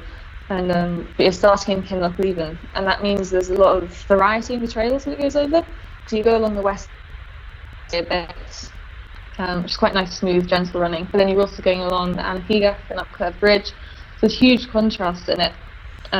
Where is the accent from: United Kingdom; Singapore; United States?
United Kingdom; London; I grew up in London and was very much a sort of a London girl